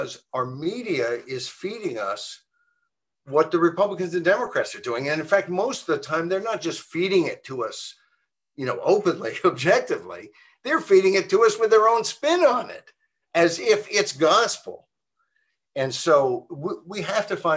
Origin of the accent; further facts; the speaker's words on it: Virginia, United States; University of Virginia, my home state